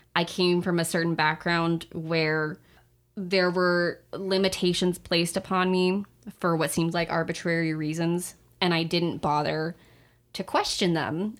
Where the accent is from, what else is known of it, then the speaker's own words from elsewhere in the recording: Sacramento, California, United States; in Sacramento, in my hometown